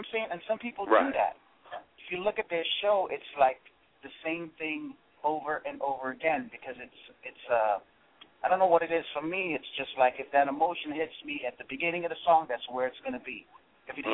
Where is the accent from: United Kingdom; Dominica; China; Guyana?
Dominica; I'm from the Caribbean. I'm from Dominica